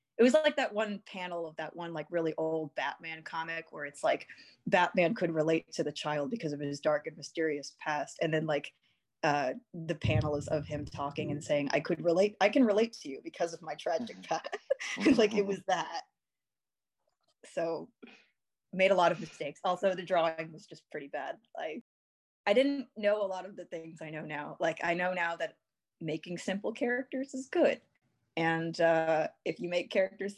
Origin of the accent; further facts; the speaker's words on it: Texas, United States; I'm from Texas